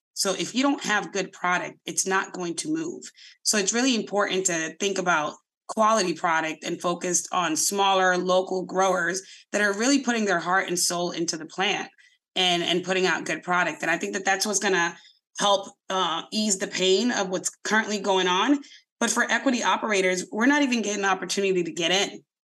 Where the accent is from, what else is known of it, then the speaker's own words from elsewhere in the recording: Boston, Massachusetts, United States; I'm in Mattapan. I grew up in Mattapan